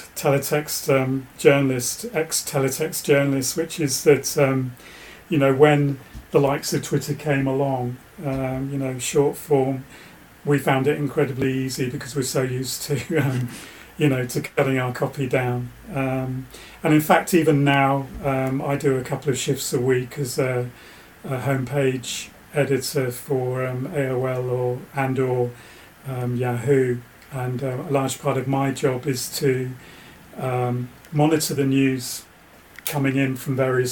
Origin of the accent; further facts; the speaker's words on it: Bedfordshire, East of England, United Kingdom; now in West Country, United Kingdom; I grew up in Bedfordshire. So, used to watch Anglia then